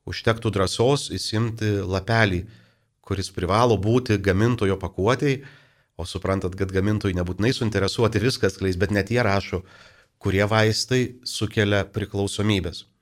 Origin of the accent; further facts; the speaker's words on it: Lithuania; mes lietuviai kažkaip turim truputį keistą požiūrį į vaistą.